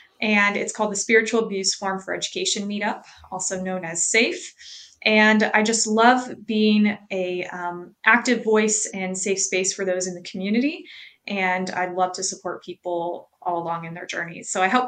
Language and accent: English; Utah, United States; moved away as an adult; now in Portland, United States; I was working in my home state of Utah, in the Salt Lake City Valley.